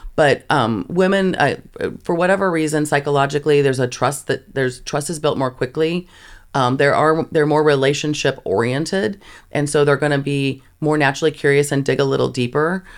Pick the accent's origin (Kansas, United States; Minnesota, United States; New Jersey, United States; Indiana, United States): Kansas, United States; I grew up in Kansas